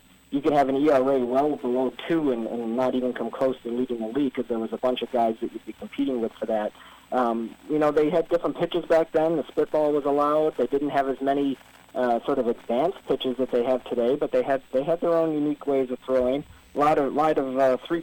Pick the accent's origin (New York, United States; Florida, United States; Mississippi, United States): New York, United States; Western; growing up in Western New York, you know, we have that AAA team, the Red Wings